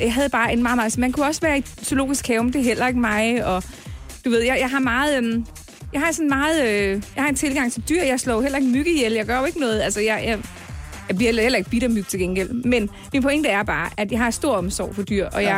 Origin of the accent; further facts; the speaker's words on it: North Zealand, Capital Region of Denmark, Denmark; also born or lived in Copenhagen / Scotland / Kvistgård; jeg er faktisk født i København, og boede i, i, i fire år i København. Og så rykkede jeg så til øh, Nordsjælland senere